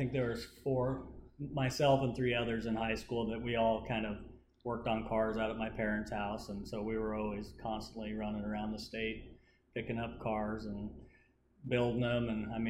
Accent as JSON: {"language": "English", "town": "York", "region": "Nebraska", "country": "United States", "tie": "born or raised there", "also_born_or_lived": "McCool Junction, Nebraska", "said": "So I grew up. My parents had 40 acres, kind of in between York and McCool. I actually went to McCool schools until third grade, and then they moved out to the country, and so I transferred to York school."}